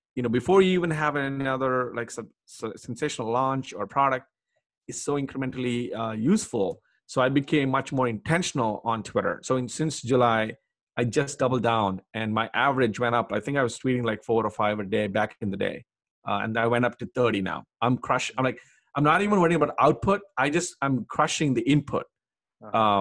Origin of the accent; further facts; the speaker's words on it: Hyderabad, Telangana, India; I grew up in India in Hyderabad.